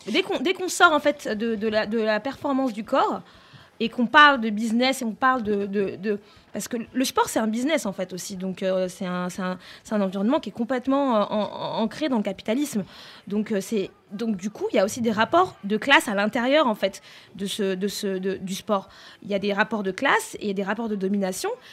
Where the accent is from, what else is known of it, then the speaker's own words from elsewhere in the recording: France; je, suis née en France, j'ai grandi en France